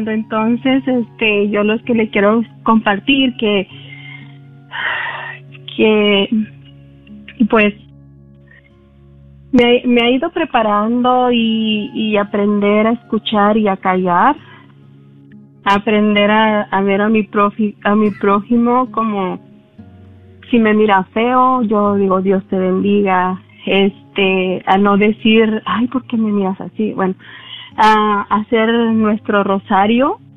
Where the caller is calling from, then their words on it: Garland, Texas, United States; de Garland.